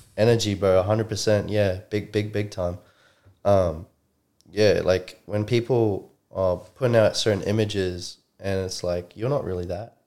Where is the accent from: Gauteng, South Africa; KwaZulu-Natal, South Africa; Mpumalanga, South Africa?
Gauteng, South Africa; Johannesburg; also born or lived in New Zealand; now in Brisbane, Australia; I'm originally from Randburg, South Africa, Johannesburg, Joburg. Um, I was born and raised there